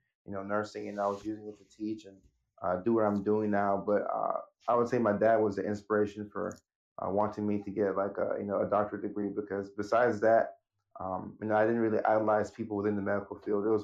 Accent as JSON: {"language": "English", "town": "Nashville", "region": "Tennessee", "country": "United States", "tie": "born or raised there", "also_born_or_lived": "Ghana / Norway", "said": "the family moved in 1999 to Nashville, Tennessee."}